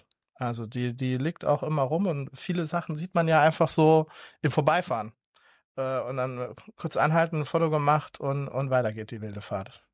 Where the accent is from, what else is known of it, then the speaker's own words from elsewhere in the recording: Ludwigshafen, Rhineland-Palatinate, Germany; Ich bin aufgewachsen in der Pfalz